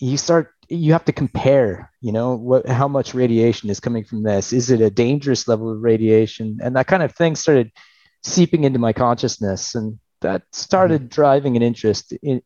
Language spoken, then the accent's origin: English; Alaska, United States; moved away as an adult; also born or lived in Albuquerque, New Mexico; now in Ireland; I'm from Alaska originally.